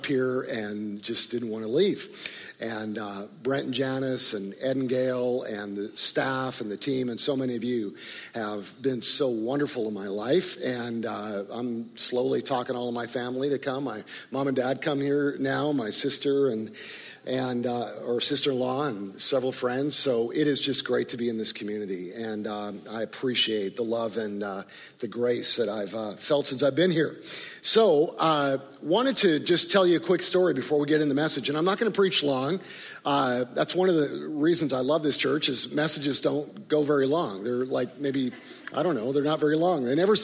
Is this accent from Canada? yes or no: yes; Canada; also born or lived in Chicago, Illinois, United States; now in Tulsa, United States; even though I grew up in Canada, this has been home for me in Tulsa for 20 plus years over the last 25 or 30 years.